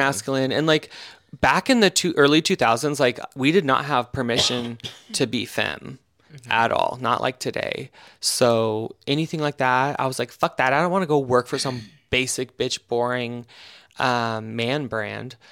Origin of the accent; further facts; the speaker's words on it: Eastern Oregon, United States; also born or lived in Portland, Oregon; I grew up in Eastern Oregon, uh, which is an awful place